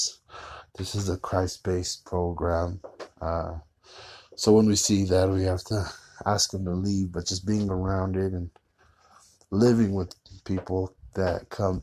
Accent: Fontana, California, United States; moved away as an adult; now in Utah, United States; I am originally from Southern California, a little city called Fontana. That's where I kind of had to leave it, leave my hometown

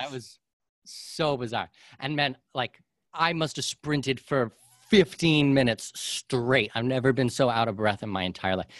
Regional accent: Canada; moved away; I'm a Canadian and our taxes are ridiculous there.

